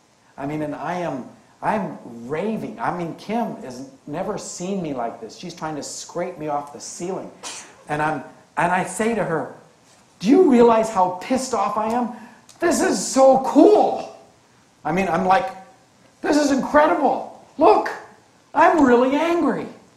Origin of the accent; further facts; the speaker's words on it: Canada; born there; But I was born Canadian, and I love being Canadian.